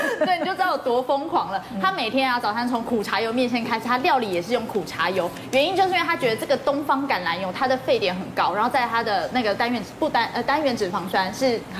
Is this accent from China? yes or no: no; Taiwan; 我们台湾人